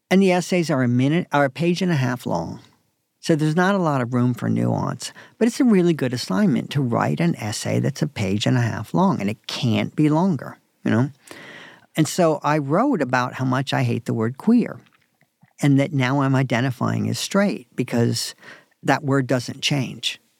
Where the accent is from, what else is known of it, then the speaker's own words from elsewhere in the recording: Raleigh, North Carolina, United States; moved away; also born or lived in New York City; I grew up in Raleigh, North Carolina.